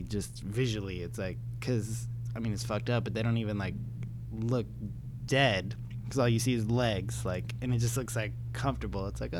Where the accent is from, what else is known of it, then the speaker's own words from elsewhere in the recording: Los Angeles, California, United States; I'm from here. I'm from the Valley